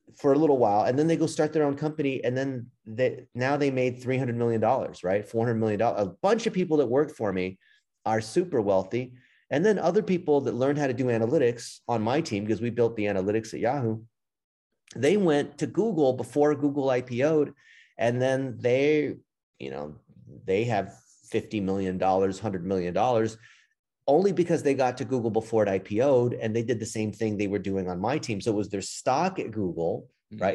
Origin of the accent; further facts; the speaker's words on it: Los Angeles, California, United States; I grew up in L